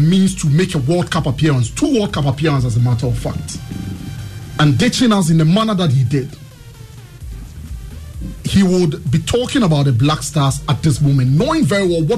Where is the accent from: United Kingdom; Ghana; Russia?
Ghana; as a Ghanaian